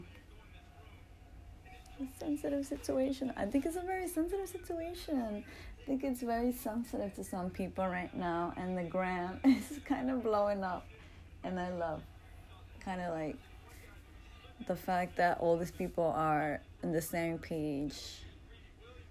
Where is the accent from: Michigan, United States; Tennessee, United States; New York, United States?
New York, United States; I'm from New York